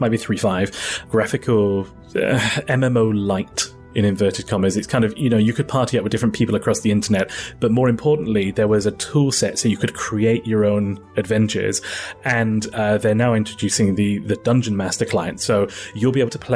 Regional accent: United Kingdom; As a Brit, we don't really have Thanksgiving over here

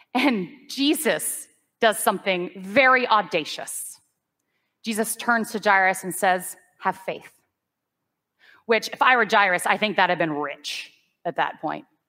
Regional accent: United States; I'm an American person.

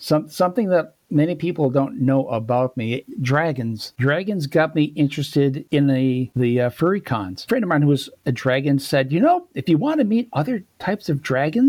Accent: Rochester, New York, United States; moved away; Well, originally from upstate New York. A place called Rochester.

